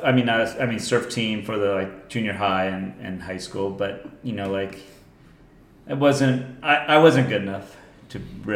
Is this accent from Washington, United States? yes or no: no; Solana Beach, California, United States; also born or lived in Leucadia, California; Then from right around that time, we moved from Leucadia to Solana Beach.